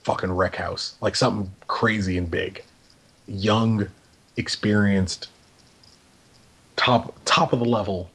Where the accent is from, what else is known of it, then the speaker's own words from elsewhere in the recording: Los Angeles, California, United States; we are from Southern California. We are from Los Angeles